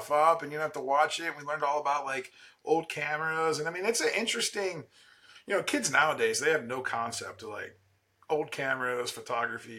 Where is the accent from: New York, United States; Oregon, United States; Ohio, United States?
Ohio, United States; Canton; I'm from Canton, Ohio